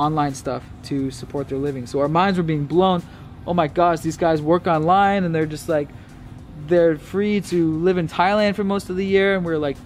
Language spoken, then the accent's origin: English; Bellevue, Washington, United States; I grew up in Bellevue, Washington, which is right outside of Seattle.